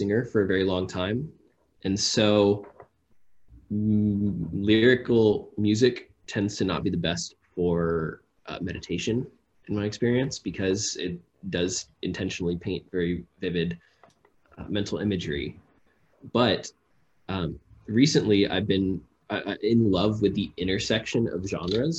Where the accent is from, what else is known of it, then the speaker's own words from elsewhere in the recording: Texas, United States; now in New York, United States; Growing up in Texas